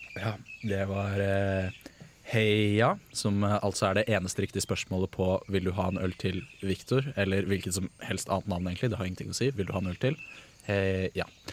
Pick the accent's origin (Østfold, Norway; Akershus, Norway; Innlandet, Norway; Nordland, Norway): Akershus, Norway; Bærum; also born or lived in Red Lake Falls, Minnesota, United States; jeg er jo fra Bærum